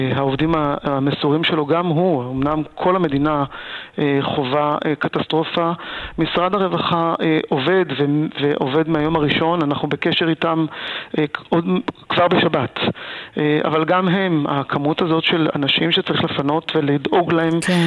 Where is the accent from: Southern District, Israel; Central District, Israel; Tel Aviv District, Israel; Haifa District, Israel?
Southern District, Israel; Talmei Eliyahu; moved away; אני עצמי נולדתי ב, בעוטף עזה